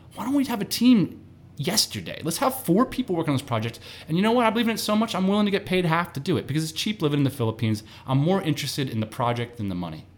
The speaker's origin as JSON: {"language": "English", "region": "East Coast", "country": "United States", "also_born_or_lived": "San Diego", "moved": "yes", "said": "we both lived in San Diego. We're both from the East Coast"}